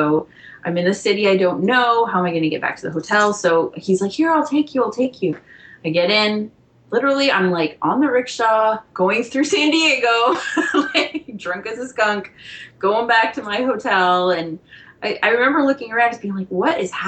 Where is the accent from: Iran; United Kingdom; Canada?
Canada; as a Canadian